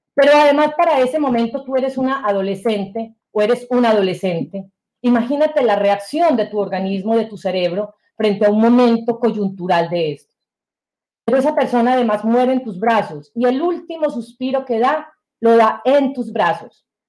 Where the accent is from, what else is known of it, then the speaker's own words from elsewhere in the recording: Sonsón, Antioquia, Colombia; moved away as an adult; also born or lived in Bogotá, Colombia; now in United States; el colegio donde nosotros estudiábamos quedaba fuera de nuestro municipio, que es Sonsón, en Antioquia, estoy hablando de Colombia, que es mi, mi, mi país de origen.